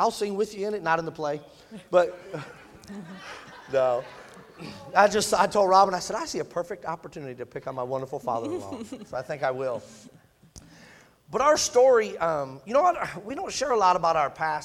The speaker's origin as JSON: {"language": "English", "region": "Michigan", "country": "United States", "said": "I'm a Yankee, in case you didn't know that, I'm from Michigan. And that's just what we did growing up"}